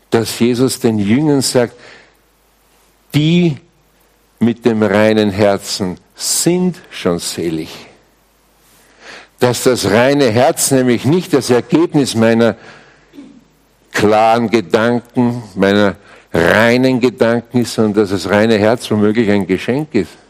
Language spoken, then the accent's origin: German; Austria; Übrigens, bei uns in Österreich spricht man auch noch immer vom weißen Gold, gell? Hallstatt und so, diese Ecken da.